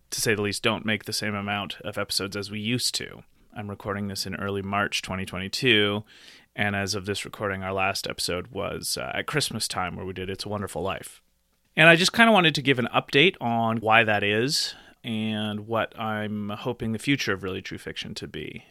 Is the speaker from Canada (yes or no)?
yes; Nelson, British Columbia, Canada; also born or lived in Calgary, Alberta; now in Nelson, Canada; back to my hometown of Nelson Bridge, Columbia